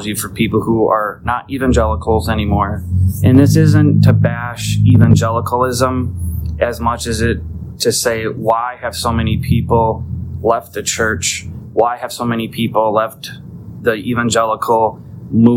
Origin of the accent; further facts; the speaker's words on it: United States; I'm an American in America